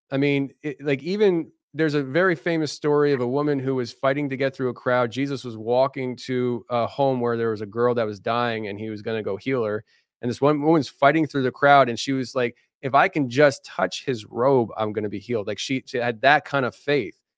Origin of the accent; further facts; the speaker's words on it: Philadelphia, Pennsylvania, United States; I'm from the Philadelphia area